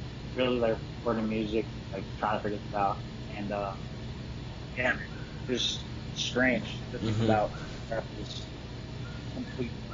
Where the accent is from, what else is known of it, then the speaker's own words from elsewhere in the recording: Massachusetts, United States; we're from Shakopee, Massachusetts.